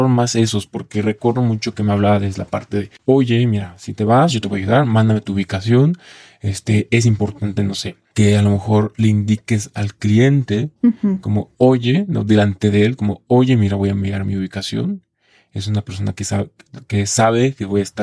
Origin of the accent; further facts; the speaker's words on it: Colima, Mexico; now in Mexico City, Mexico; justo yo soy de Colima, el estado de Colima, y pues llegué aquí a la Ciudad de México por mejorar en cuanto a a la parte laboral sobre todo